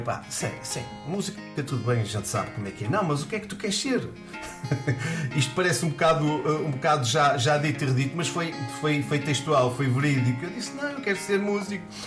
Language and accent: Portuguese; Porto, Norte, Portugal; eu sou natural do Porto, lá da, da, da onde eu morava